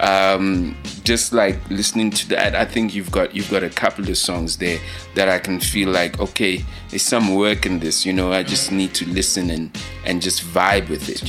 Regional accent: Leondale, Gauteng, South Africa; moved away; i'm from Leondale

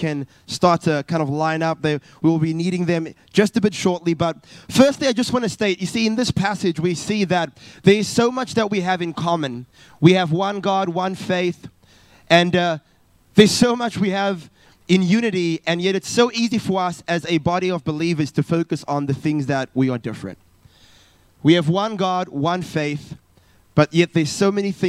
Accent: South Africa; moved away as an adult; now in Perth, Australia; originally I'm from South Africa

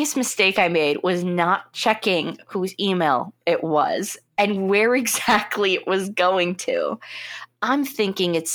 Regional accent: United States; as an American

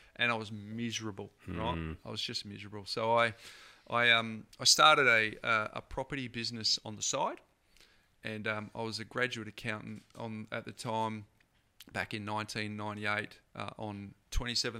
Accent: Perth, Western Australia, Australia; I grew up in Perth.

